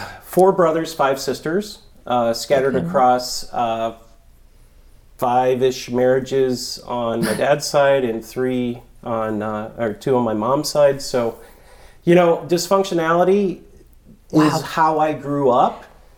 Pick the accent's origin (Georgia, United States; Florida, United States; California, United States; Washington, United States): Florida, United States; Merritt Island; also born or lived in Columbus, Ohio; And I lived in Ohio until the age of 9. Then I moved to Merritt Island, Cocoa Beach, Florida, the Space Coast.